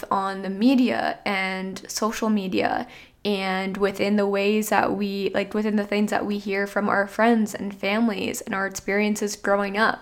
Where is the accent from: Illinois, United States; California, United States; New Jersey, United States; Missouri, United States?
New Jersey, United States; I'm from New Jersey, so heavily populated state.